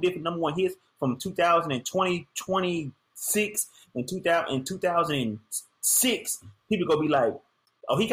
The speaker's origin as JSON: {"language": "English", "town": "Shreveport", "region": "Louisiana", "country": "United States", "tie": "born or raised there", "said": "my hometown Shreveport"}